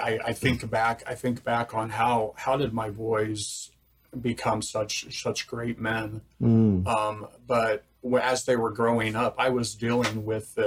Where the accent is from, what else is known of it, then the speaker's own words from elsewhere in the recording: Greensburg, Indiana, United States; I grew up in Greensburg, Indiana, just an hour, you know, northwest, up the road.